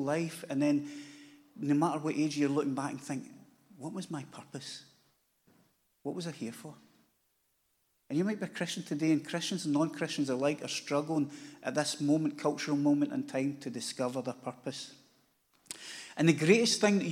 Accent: Glasgow, Scotland, United Kingdom; I live in Glasgow, lived there my whole life, which is 57 years

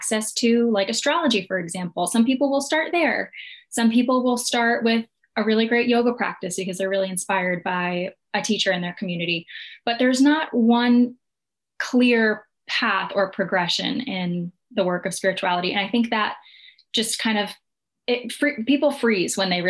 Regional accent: New Jersey, United States; I was raised in New Jersey, an Italian-American family

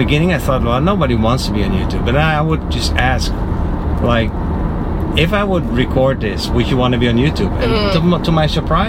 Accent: Netherlands; English is a second language; now in Naples, United States; I'm from the Netherlands.

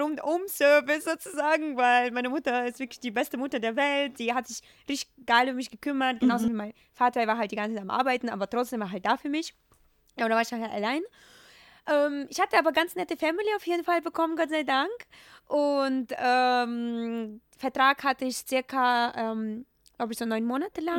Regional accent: Ukraine; German is a second language; moved away as an adult; now in Germany; ich komme ja aus, aus der Ukraine, aus mhm. einem mega super kleinen Dorf.

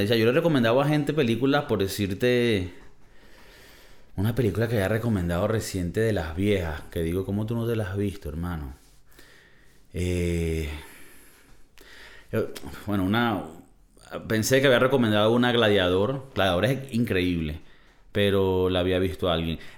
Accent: Valencia, Carabobo, Venezuela; soy de Valencia y cerca de Valencia hay una refinería donde refinan el petróleo para convertirlo en gas, gasolina, y hubo derrame y se jodió todo.

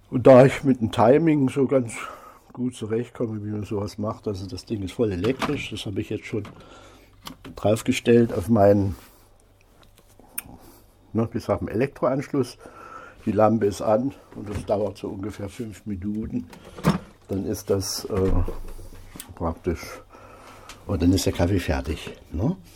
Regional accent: Thuringia, Germany; now in Berlin, Germany; ich bin nun schon so fast 25 Jahre hier in Berlin. Ich komme aus Thüringen, aus einer kleinen Kreisstadt bei Salzungen

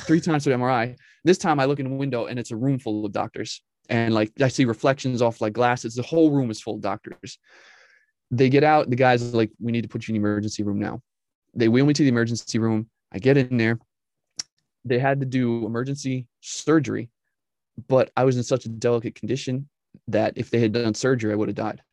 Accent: just north of New York City, United States; originally, I'm from New York but not New York City with the you know with the accents. But I'm from New York, just north of there. Grew up, was raised there

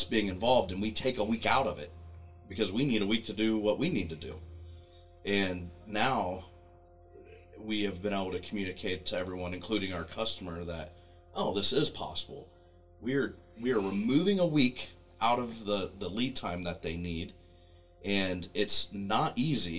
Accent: Pickwell, Ohio, United States; moved away; my hometown in Pickwell, Ohio

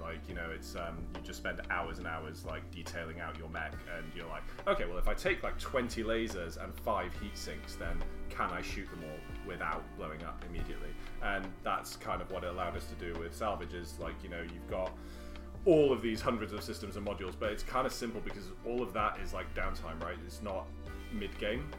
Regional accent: North Wales, United Kingdom; I grew up in North Wales in the country

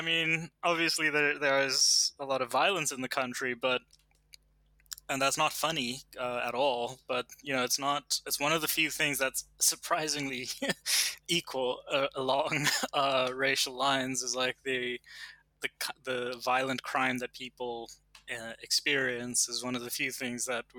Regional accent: Canada; born there; the fact that I was born in Canada is a direct, it's a direct impact of apartheid.

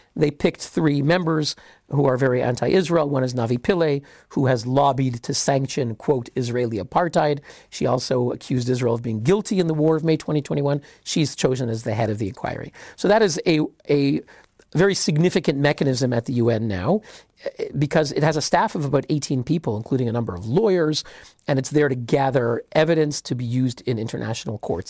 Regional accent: Canada; I'm Canadian

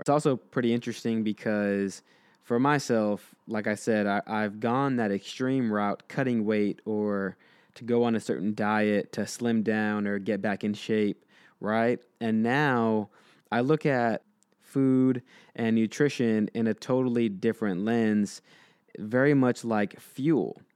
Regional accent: Texas, United States; the Texan coming out in me

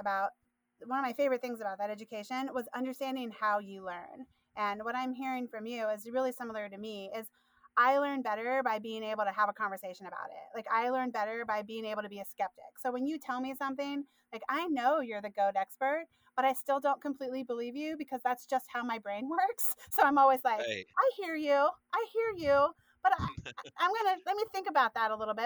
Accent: Midwest, United States; moved away; I'm from the Midwest originally. My family is 100% Appalachian.

